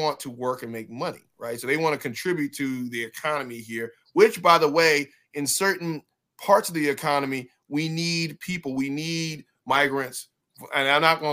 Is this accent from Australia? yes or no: no; Nigeria; I'm Nigerian